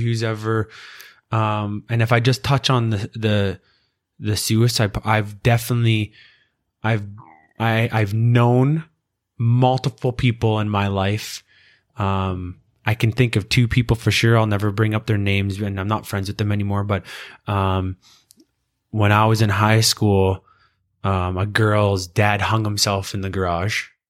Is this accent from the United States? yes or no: no; Canada; as a Canadian